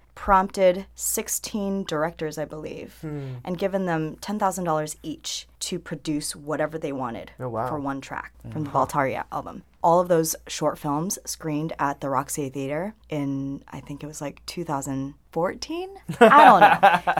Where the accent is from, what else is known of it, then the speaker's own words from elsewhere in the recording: Hong Kong; I mean, because, okay, so I'm from Hong Kong originally.